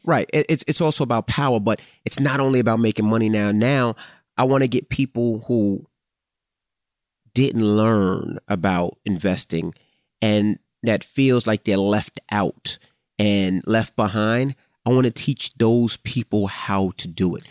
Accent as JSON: {"language": "English", "town": "New York City", "region": "New York", "country": "United States", "tie": "born or raised there", "said": "Growing up in Queens, there was a hundred D Js"}